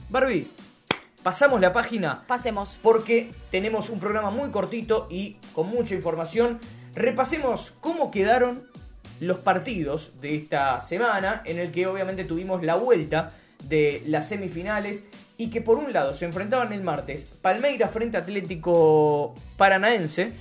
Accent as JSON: {"language": "Spanish", "country": "Argentina", "said": "nosotros que somos argentinos"}